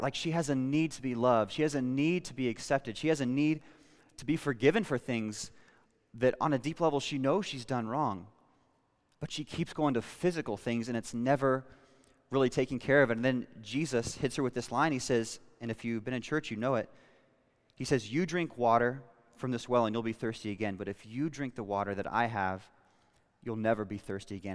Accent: Western Kansas, United States; I was born in Western Kansas

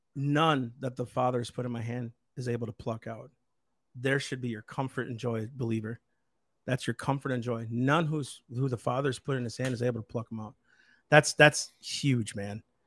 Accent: United States; I'm an American. I'm a citizen

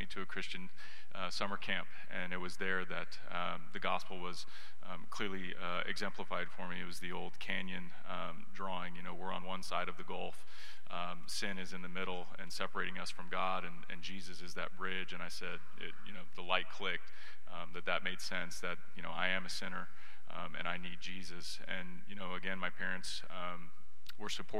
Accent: Katy, Texas, United States; I grew up in Katy

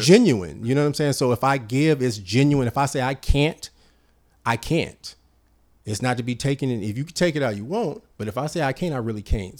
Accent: Richmond, California, United States; I'm from Parchester. I'm from Southside Richmond.

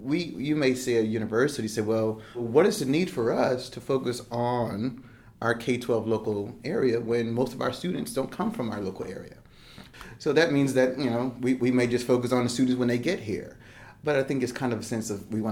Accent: Plainfield, New Jersey, United States; also born or lived in Piscataway, New Jersey; now in Charlotte, United States; I grew up in small town Plainfield, New Jersey

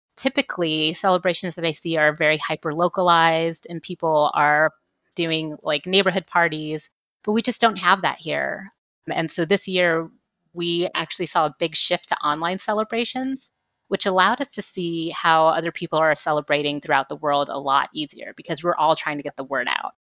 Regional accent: Texas, United States; I'm just from Texas

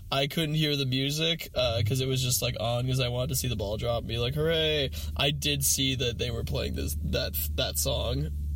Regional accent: Eugene, Oregon, United States; Eugene, where I grew up.

